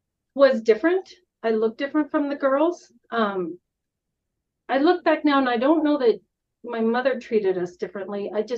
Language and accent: English; Northern Colorado, United States; I am the oldest of four girls. I grew up in Northern Colorado on a farm.